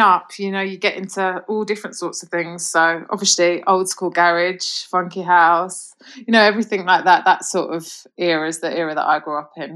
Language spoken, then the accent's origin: English; London, United Kingdom; accent: mixed accent; now in Birmingham, United Kingdom; I was actually born in Birmingham, but then okay. I moved to London when I was about 10 so uh, grew up okay. in London, hence a bit of a mixed accent